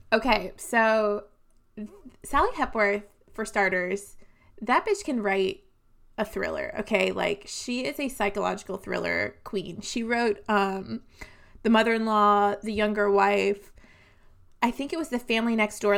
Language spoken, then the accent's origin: English; New England, United States; growing up in New England